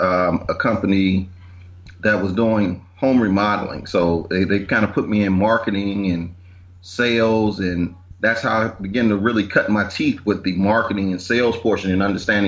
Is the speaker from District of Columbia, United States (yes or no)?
yes; Washington, District of Columbia, United States; I grew up in Northeast D.C., went to public schools